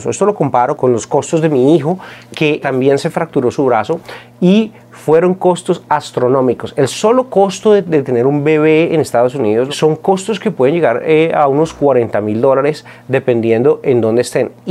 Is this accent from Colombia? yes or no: yes; Colombia; now in United States; Cuando yo vine de Colombia, eh, los seguros eh, es algo que todos podemos acceder